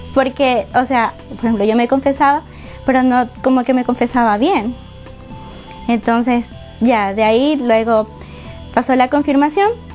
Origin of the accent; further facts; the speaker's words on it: Guayaquil, Guayas, Ecuador; moved away as an adult; also born or lived in Paján, Manabí, Ecuador; de Ecuador, de Manabí, un pueblo que se llama Paján. Eh, viví ahí hasta los cinco años. Luego, eh, toda mi vida he vivido en Guayaquil, hasta hace dos semanas